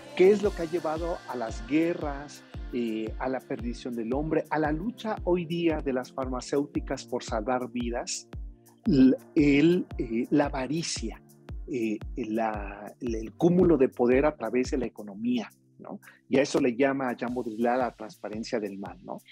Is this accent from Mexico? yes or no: yes; Mexico